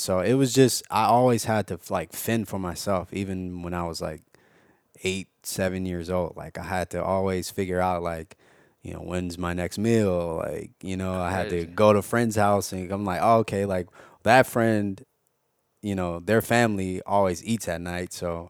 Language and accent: English; Los Angeles, California, United States; Yeah. And well, Baldwin Hills.